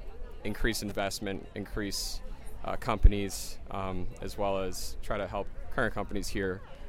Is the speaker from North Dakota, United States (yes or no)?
no; Poland, Ohio, United States; I grew up here. I was born and raised in Poland